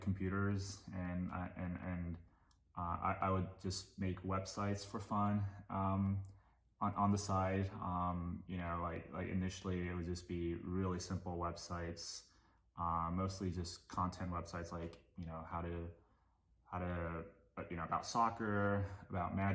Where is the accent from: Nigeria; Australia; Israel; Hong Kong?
Hong Kong; moved away as an adult; also born or lived in Japan; now in United States; my family moved to Hong Kong when I was 2 years old, and that's actually where that was actually the city I grew up